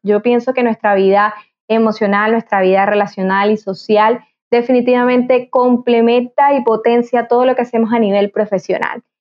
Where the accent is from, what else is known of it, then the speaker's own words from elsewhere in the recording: Venezuela; como buena venezolana